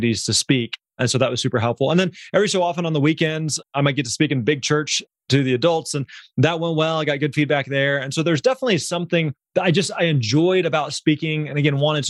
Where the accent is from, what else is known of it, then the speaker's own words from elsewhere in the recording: Missouri, United States; we grew up in Missouri.